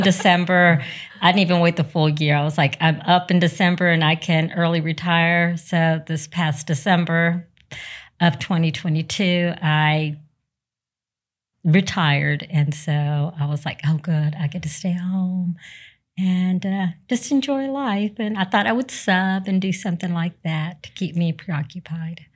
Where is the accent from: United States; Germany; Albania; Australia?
United States; Raymondville, Texas; we were raised in South Texas, uh, Raymondville, Texas, which is close to the Rio Grande Valley